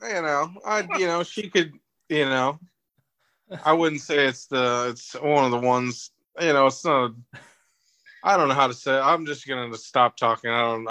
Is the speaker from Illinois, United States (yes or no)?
no; Oklahoma, United States; I said, no, I'm from Oklahoma.